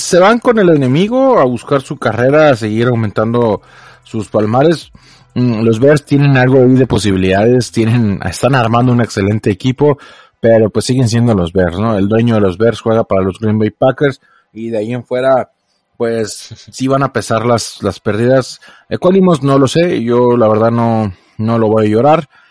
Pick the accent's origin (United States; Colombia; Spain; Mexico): Mexico